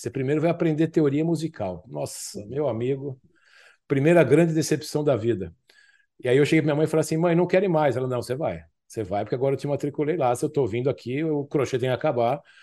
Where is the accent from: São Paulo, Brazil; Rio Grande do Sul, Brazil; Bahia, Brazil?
São Paulo, Brazil; Eu morava no Tucuruvi, eu sou da zona norte de São Paulo